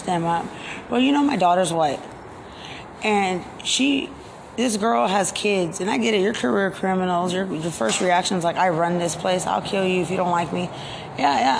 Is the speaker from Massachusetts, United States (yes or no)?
no; Lubbock, Texas, United States; moved away as an adult; now in San Antonio, United States; I grew up in Lubbock